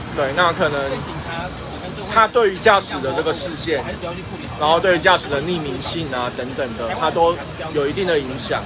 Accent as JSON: {"language": "Chinese", "country": "Taiwan", "said": "我们台湾人"}